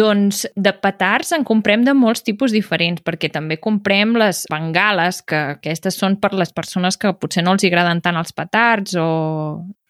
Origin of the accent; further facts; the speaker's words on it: Berguedà, Catalonia, Spain; jo sóc del Berguedà